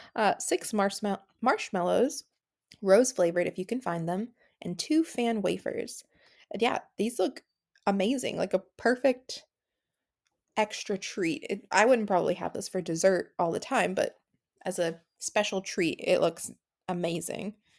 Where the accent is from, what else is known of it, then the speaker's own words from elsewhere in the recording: United States; I'm from America